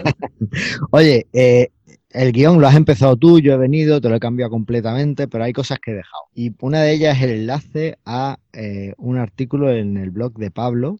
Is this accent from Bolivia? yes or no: no; Spain; first language Spanish